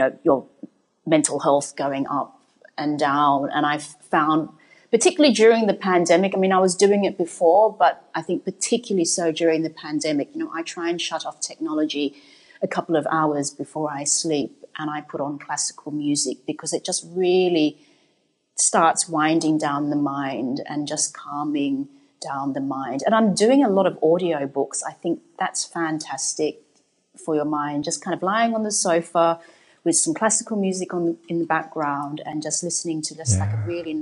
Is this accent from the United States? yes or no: no; Australia; moved away; also born or lived in Saigon, Vietnam; So I spent my formative years in Australia